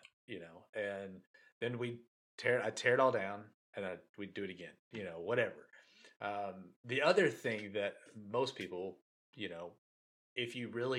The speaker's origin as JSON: {"language": "English", "area": "Chandler or Brownsboro", "region": "Texas", "country": "United States", "tie": "born or raised there", "said": "we were growing up in Chandler or Brownsboro"}